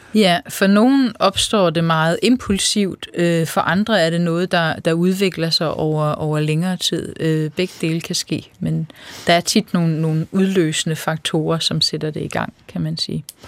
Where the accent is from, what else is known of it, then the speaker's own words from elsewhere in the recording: Funen, Southern Denmark, Denmark; moved away as an adult; Jeg er øh, født og opvokset på landet på Fyn, og øh, der har jeg boet i 20 år